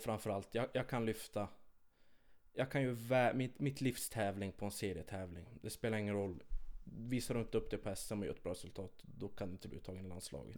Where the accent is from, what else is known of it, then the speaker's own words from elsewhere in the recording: Kiruna, Norrbotten County, Sweden; jag är född och uppvuxen här i Kiruna